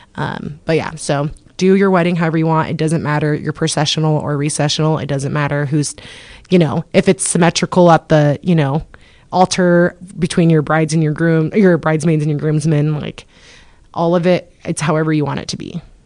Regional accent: Moscow, Idaho, United States; moved away as an adult; now in Coeur d'Alene, United States; we're obviously from Moscow and we're this is our fourth year in Coeur d'Alene.

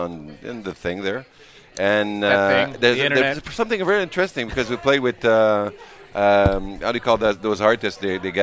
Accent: Val-d'Or, Quebec, Canada; moved away as an adult; also born or lived in Gatineau; now in Montreal, Canada; They were in Abitibi, where I come from. I come from Val d'Or.

